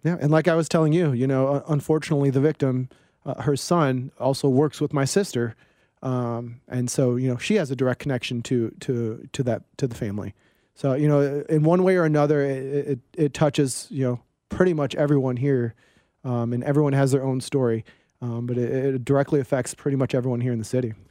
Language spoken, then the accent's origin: English; East Coast, United States; moved away as an adult; growing up on the East Coast